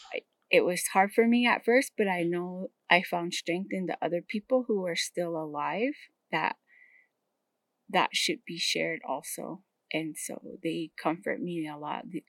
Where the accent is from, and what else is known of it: Hopi, Arizona, United States